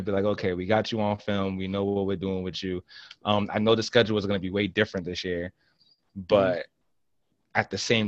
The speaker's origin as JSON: {"language": "English", "town": "Boston", "region": "Massachusetts", "country": "United States", "said": "as a Bostonian"}